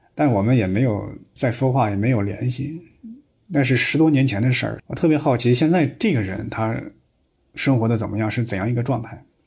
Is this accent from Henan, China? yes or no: yes; Henan, China; 因为我们河南老家呀，还有那个土葬的习惯